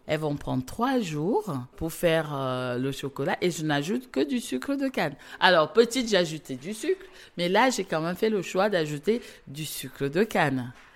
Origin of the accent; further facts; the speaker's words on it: South, Cameroon; moved away; moi, je suis née au Cameroun, région du sud du Cameroun.